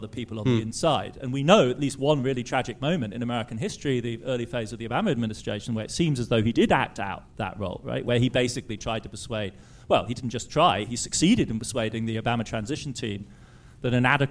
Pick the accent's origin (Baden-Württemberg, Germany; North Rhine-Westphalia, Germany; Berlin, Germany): Baden-Württemberg, Germany; Heidelberg; I grew up in Heidelberg, which is an intellectual academic town